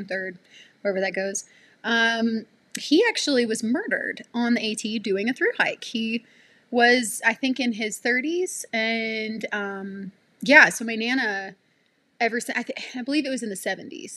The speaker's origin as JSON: {"language": "English", "region": "Alabama", "country": "United States", "tie": "born or raised there", "also_born_or_lived": "Florida", "said": "I grew up in Alabama, the Deep South, and I grew up in the middle of the woods."}